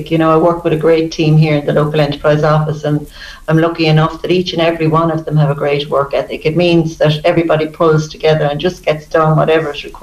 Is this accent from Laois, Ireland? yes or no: yes; Stradbally, Laois, Ireland; now in Castlecomer, Ireland; I am the youngest of four. I have two brothers and a sister. I grew up on a tillage farm in Stradbally